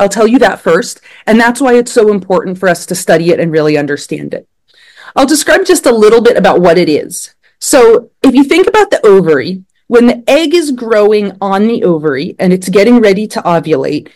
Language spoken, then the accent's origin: English; Blacksburg, Virginia, United States; moved away as an adult; now in Pennsylvania, United States; I grew up in Blacksburg, Virginia, and I was in 4-H as a kid